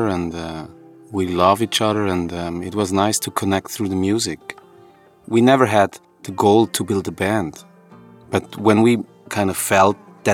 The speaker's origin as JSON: {"language": "English", "country": "Switzerland", "tie": "born or raised there", "said": "We were born and raised in Switzerland"}